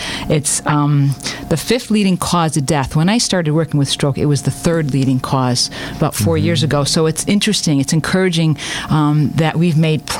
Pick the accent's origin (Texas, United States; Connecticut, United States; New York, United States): Connecticut, United States; Cromwell; Originally, I'm from the Middletown area, Cromwell.